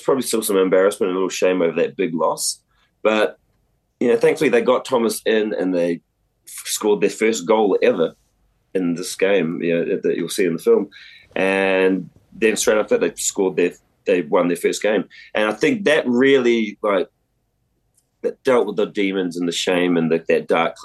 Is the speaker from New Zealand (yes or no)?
yes; New Zealand; growing up around Fafafine in New Zealand